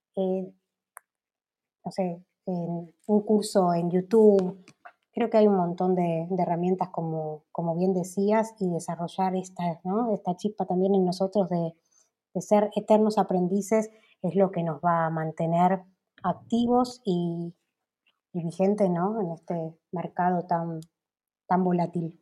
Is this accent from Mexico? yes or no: no; Argentina